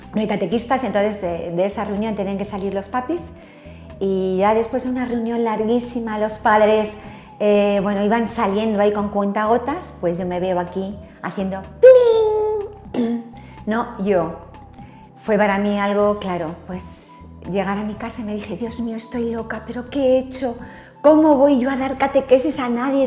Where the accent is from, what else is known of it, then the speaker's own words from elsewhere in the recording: Alcalá de Henares, Community of Madrid, Spain; moved away as an adult; now in Torrejón del Rey, Spain; Nací en Madrid, pero sobre los ocho años nos vinimos para Alcalá.